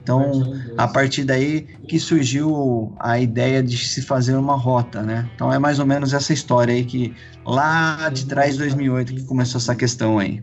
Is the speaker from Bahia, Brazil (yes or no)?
no; Campinas, São Paulo, Brazil; eu sou de Campinas